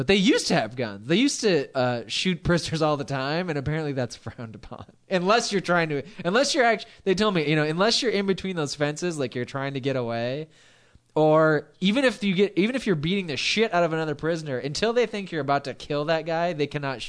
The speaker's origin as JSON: {"language": "English", "town": "Long Beach", "region": "California", "country": "United States", "said": "I'm from Long Beach."}